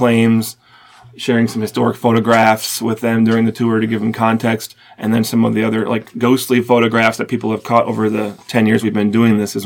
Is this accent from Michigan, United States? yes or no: yes; Detroit, Michigan, United States; now in Cincinnati, United States; I'm from Metro Detroit